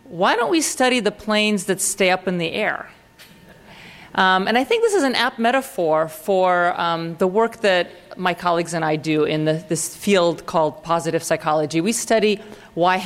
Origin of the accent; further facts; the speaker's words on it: Russia; I come from Russia